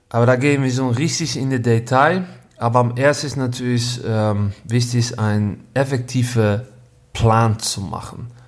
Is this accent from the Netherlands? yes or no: yes; Netherlands; German is a second language; Ich bin Holländer.